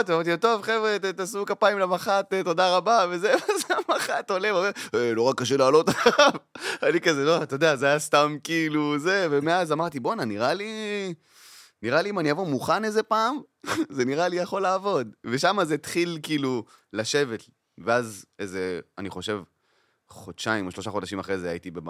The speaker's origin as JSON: {"language": "Hebrew", "town": "Kiryat Arba", "region": "West Bank", "country": "Palestine", "tie": "born or raised there", "said": "גדלתי בקריית ארבע."}